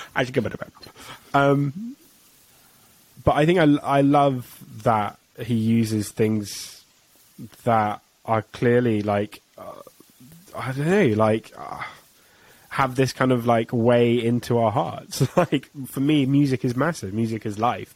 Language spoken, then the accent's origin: English; England, United Kingdom